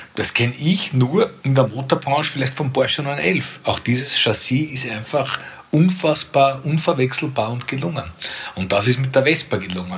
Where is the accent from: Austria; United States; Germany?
Austria; Perchtoldsdorf, Lower Austria; aus Berchtesdorf, meinem Heimatort, wo ich jetzt bei mir im Büro sitze